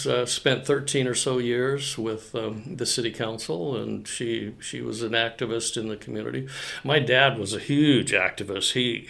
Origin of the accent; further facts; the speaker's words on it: Coeur d'Alene, Idaho, United States; I was raised in Coeur d'Alene. My father came to Coeur d'Alene when he was hired to be the first president of North Idaho Junior College.